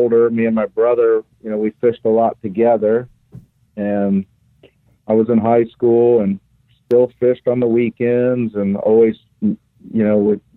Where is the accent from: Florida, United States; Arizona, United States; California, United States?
Florida, United States; Oldsmar; grew up in Upper Tampa Bay in Oldsmar